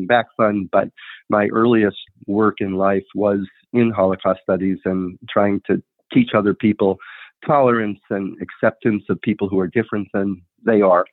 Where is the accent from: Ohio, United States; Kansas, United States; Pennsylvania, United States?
Ohio, United States; Cleveland; I grew up very poor in Cleveland, Ohio